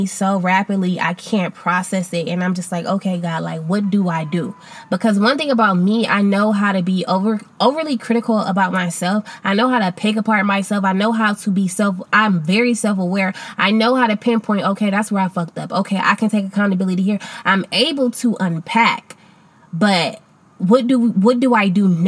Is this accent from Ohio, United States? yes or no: yes; Akron, Ohio, United States; moved away as an adult; I moved back to my hometown of Akron, Ohio